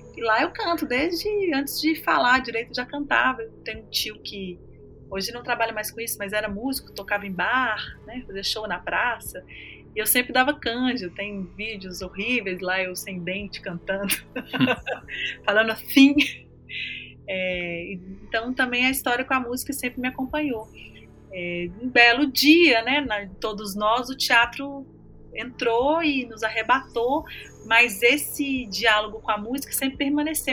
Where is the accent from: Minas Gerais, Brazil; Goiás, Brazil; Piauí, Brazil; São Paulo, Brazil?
Minas Gerais, Brazil; northern; norte de Minas é porque cresci lá, isso faz parte de mim